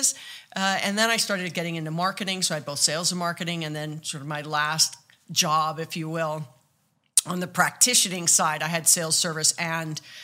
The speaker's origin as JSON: {"language": "English", "region": "Hawaii", "country": "United States", "tie": "born or raised there", "said": "I was born and raised in Hawaii"}